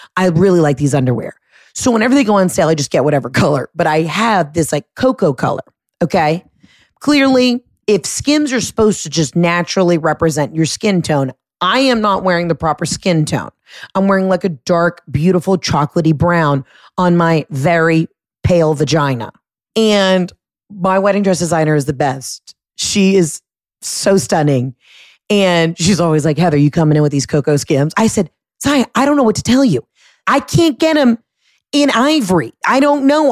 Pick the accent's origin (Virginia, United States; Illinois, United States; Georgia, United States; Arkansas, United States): Georgia, United States; Atlanta; moved away; everybody in my hometown, everybody in Atlanta